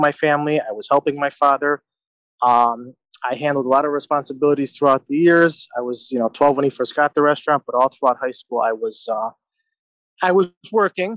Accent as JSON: {"language": "English", "town": "Chicago", "region": "Illinois", "country": "United States", "tie": "born or raised there", "also_born_or_lived": "Italy", "said": "I was born in the Chicagoland area and grew up in the same neighborhood as Victor."}